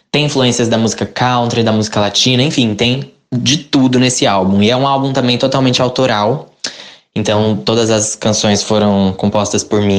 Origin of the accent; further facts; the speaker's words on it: Brazil; esse sou eu caipira, né? Então, eu venho de um, de um contexto interiorano onde o sertanejo é muito, muito forte. Eu cresci com o sertanejo ali ao meu redor.